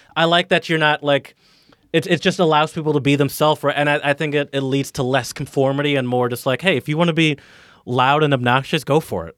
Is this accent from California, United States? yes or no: no; Detroit, Michigan, United States; moved away; also born or lived in Philadelphia; I grew up in kind of in, in the, in the suburbs of, of the, of Michigan, uh, excuse me, in the suburbs of Detroit.